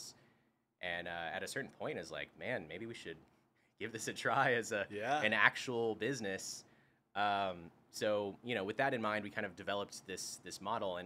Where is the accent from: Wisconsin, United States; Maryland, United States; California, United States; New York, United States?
California, United States; also born or lived in Austin, Texas; now in Nashville, United States; I'm come from California